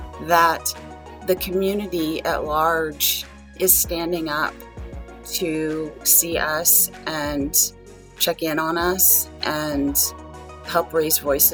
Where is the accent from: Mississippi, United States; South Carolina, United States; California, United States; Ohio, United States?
California, United States; San Diego; moved away as an adult; also born or lived in Japan / Kirkland, Washington; now in Seattle, United States; I'm an account executive at Image Source in Kirkland, Washington. I was born and raised in San Diego. I'm 2.5 generation Japanese American, which means on my mother's side, I'm second generation, as she immigrated in her early 20s to San Diego.